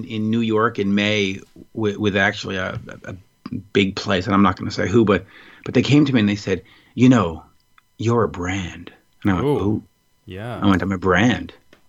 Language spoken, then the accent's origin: English; Montreal, Quebec, Canada; Montreal. I've always lived here.